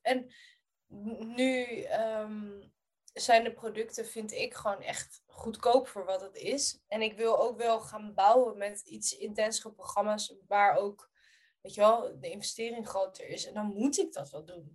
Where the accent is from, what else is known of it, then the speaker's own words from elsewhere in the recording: Rotterdam, South Holland, Netherlands; ik groeide op in Kralingen, in Rotterdam.